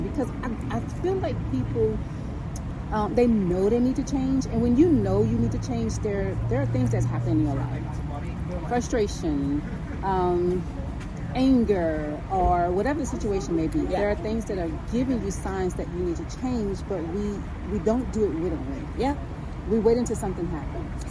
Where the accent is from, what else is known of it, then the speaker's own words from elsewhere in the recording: New Orleans, Louisiana, United States; I come from the Florida Projects